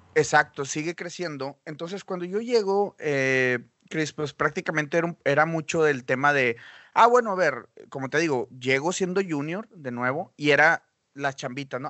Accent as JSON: {"language": "Spanish", "country": "Mexico", "also_born_or_lived": "Monterrey", "moved": "as an adult", "lives_now": "Vancouver, Canada", "said": "yo soy diseñador mexicano"}